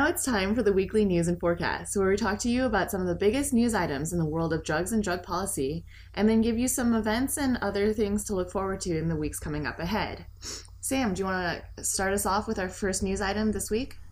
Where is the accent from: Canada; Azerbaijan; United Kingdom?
Canada; moved away; my home country of Canada.